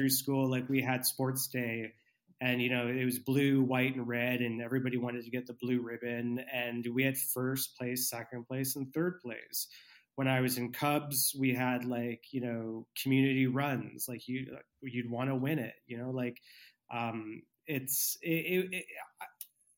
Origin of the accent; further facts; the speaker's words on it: Vancouver, British Columbia, Canada; as a British Columbian, as a Vancouverite